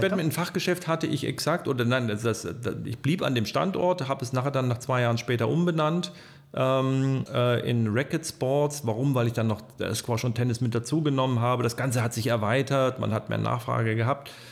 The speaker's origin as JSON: {"language": "German", "town": "Troisdorf", "region": "North Rhine-Westphalia", "country": "Germany", "tie": "born or raised there", "also_born_or_lived": "Ulm", "said": "Ich bin zwar in Ulm an der Donau geboren, bin aber in Trostorf aufgewachsen seit 1966"}